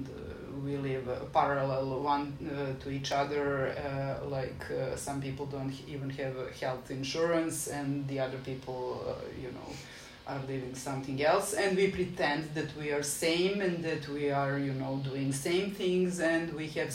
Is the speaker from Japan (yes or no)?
no; Belgrade, Serbia; I'm from Belgrade, and since I'm born in 77, I still have that experience of being a pioneer, like Tito's pioneer, which means that I'm sort of raised on some values